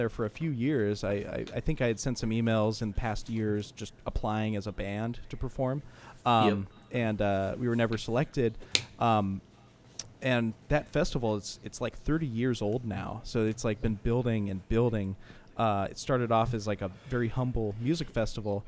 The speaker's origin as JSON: {"language": "English", "town": "San Jose", "region": "California", "country": "United States", "tie": "born or raised there", "said": "when he came to San Jose, actually, in my hometown"}